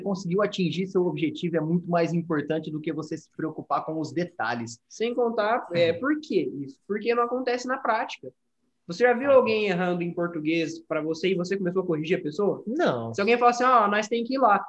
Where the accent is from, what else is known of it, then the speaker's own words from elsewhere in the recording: Brazil; accent: Brazilian; A gente três brasileiros falando inglês